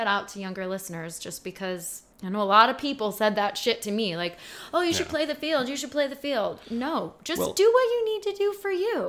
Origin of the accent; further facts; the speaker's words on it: Chicago, Illinois, United States; We're from Chicago.